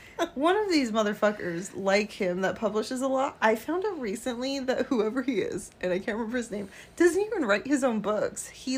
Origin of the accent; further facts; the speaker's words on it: Inland Empire, California, United States; We grew up in the Inland Empire. And so we are right next to the San Manuel Reservation